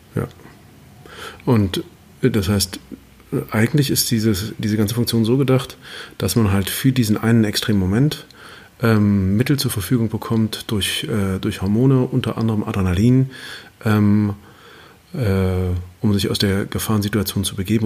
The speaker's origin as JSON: {"language": "German", "country": "Germany", "said": "wir Deutschen"}